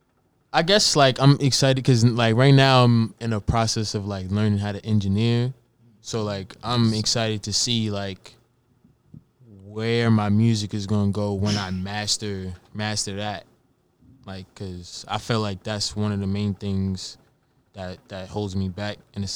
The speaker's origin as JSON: {"language": "English", "town": "New Rochelle", "region": "New York", "country": "United States", "tie": "born or raised there", "moved": "as an adult", "lives_now": "Richmond, United States", "said": "I'm from New Rochelle, for me, that's like more suburban, for me. But I basically grew up in the city."}